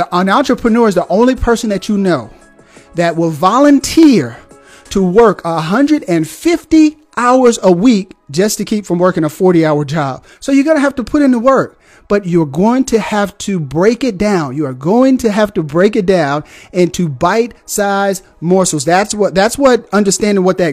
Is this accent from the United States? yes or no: yes; Deep South, United States; now in Huntsville, Alabama, United States; I'm from the Deep South